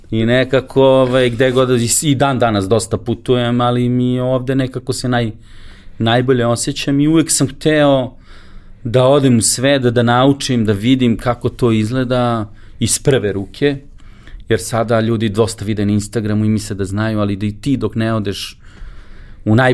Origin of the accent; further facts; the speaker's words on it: Belgrade, Serbia; ja sam maltene jedini iz Beograda